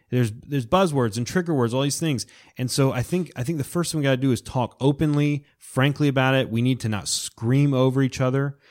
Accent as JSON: {"language": "English", "region": "Florida Panhandle", "country": "United States", "tie": "born or raised there", "said": "I grew up in the Panhandle of Florida"}